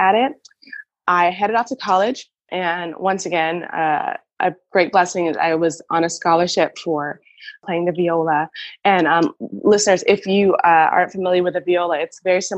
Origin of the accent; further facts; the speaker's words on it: Miami, Florida, United States; moved away as an adult; now in Berlin, Germany; I grew up in Miami